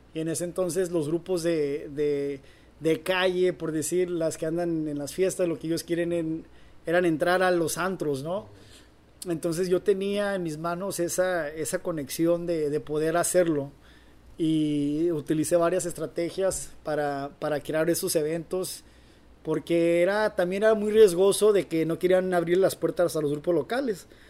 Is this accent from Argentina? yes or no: no; Durango, Mexico; now in Los Angeles, United States; donde yo soy de Durango